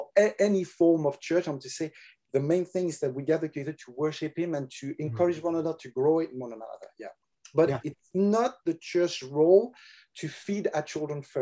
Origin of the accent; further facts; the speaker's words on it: France; accent: French; English is a second language; also born or lived in England; But I was born in France, raised in France. I've never lived except 1 year in England.